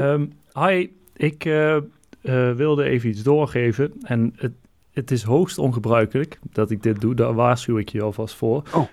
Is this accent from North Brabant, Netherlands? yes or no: yes; North Brabant, Netherlands; accent: soft G; now in Eindhoven, Netherlands; ik woon in, in Brabant. Ah ja. Inderdaad, in Eindhoven